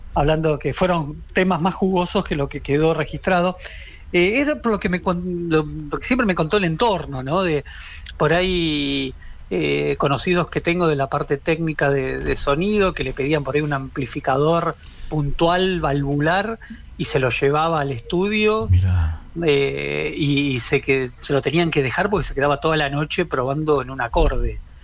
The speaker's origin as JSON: {"language": "Spanish", "town": "Quilmes", "region": "Buenos Aires Province", "country": "Argentina", "said": "Yo tenía 12 años, soy de Quilmes y tomaba clases de guitarra"}